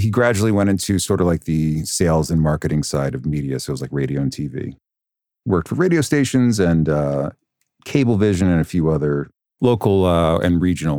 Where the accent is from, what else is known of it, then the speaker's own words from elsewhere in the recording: Hopewell Junction, New York, United States; Hopewell Junction, New York, which is a wonderful town of cul-de-sacs and Dunkin' Donuts. It's in the Hudson Valley. It's about a half hour outside of Poughkeepsie.